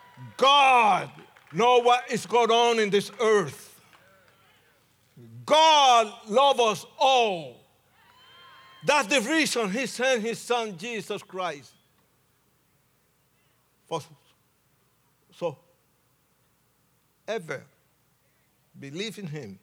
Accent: Puerto Rico; accent: Puerto Rican; moved away; also born or lived in New York City; after I left Puerto Rico, because I'm Puerto Rican, and you can tell by my accent

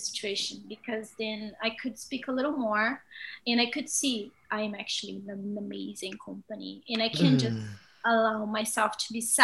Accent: Brazil; moved away; I came from Brazil from nothing

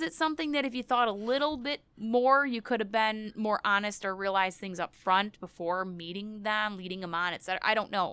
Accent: United States; being an American

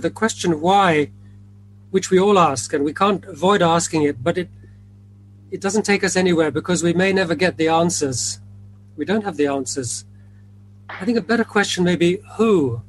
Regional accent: India; born there; As you mentioned, I was born in India, and I went back to work in 1966, a long time ago.

